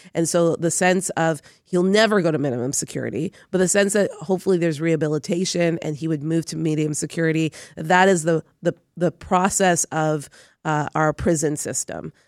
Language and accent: English; Toronto, Ontario, Canada; I grew up in Toronto housing